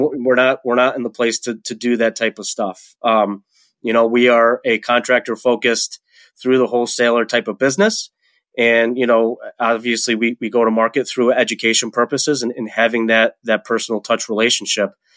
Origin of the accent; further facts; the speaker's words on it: Webster, New York, United States; moved away as an adult; also born or lived in Colorado; now in Rochester, United States; I was born and raised in Webster, New York, which is, you know, a town in Rochester